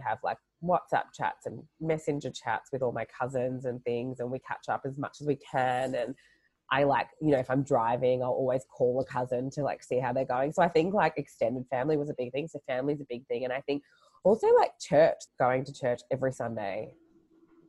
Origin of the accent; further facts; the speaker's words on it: Australia; So I grew up in Australia. I was born here